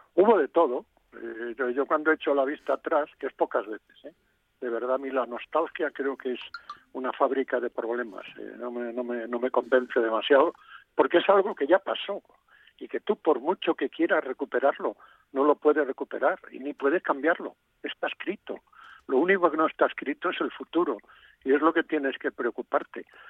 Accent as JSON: {"language": "Spanish", "region": "Galicia", "country": "Spain", "moved": "yes", "said": "mi tierra"}